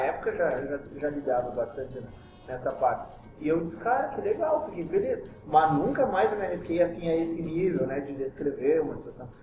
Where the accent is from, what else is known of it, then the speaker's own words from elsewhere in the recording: Caxias do Sul, Rio Grande do Sul, Brazil; nasci em Caxias, me criei aqui, sou gaúcho de apartamento.